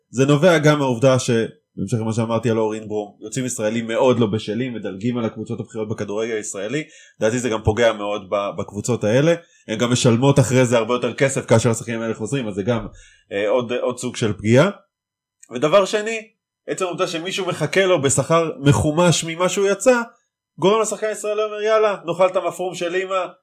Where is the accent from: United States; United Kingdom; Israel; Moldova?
United Kingdom; accent: British; המבטא הבריטי שלי מתפרץ לפעמים.